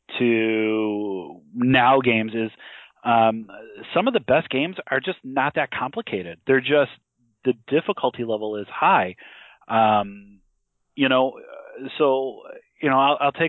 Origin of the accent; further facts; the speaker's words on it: Chicago, Illinois, United States; there's a place I grew up in. I'm from Chicago, so there's a place in the suburbs.